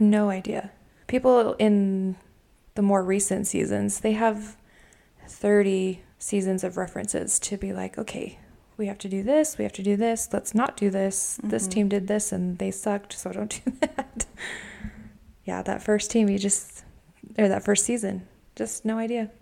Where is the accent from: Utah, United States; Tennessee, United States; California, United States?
Utah, United States; we are from Utah